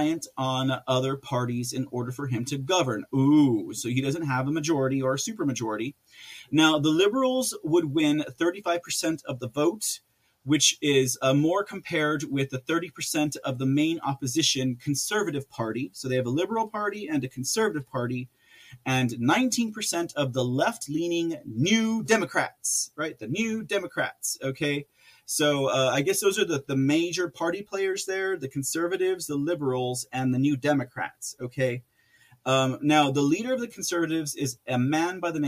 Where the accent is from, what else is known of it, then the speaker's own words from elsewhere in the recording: United States; as an American